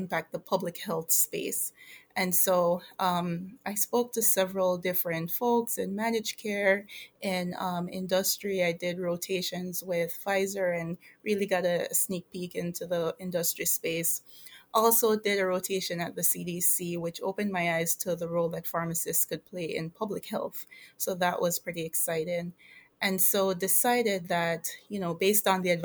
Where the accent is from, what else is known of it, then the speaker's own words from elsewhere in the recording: Jamaica; moved away as an adult; now in United States; I am originally from Jamaica. I migrated here to go to college